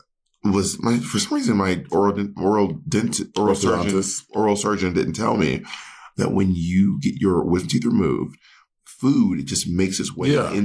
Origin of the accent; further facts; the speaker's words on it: Columbus, Georgia, United States; now in Los Angeles, United States; I grew up in Columbus, Georgia